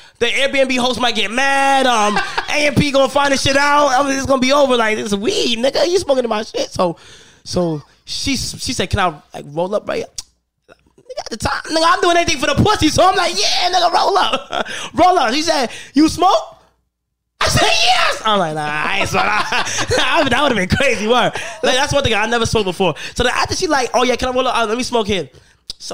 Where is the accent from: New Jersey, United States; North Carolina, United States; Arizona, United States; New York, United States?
New York, United States; I'm from New York